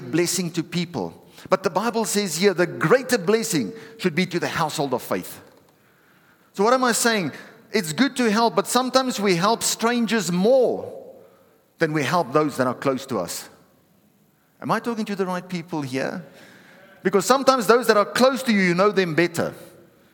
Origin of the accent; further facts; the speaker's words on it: South Africa; I'm a South African